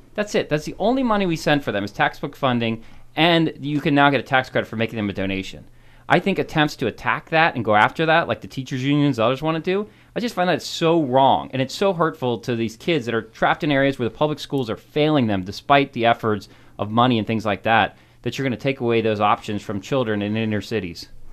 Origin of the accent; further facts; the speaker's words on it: Montgomery Village, Maryland, United States; also born or lived in Frederick County, Maryland; I grew up down in Montgomery County, grew up in Montgomery Village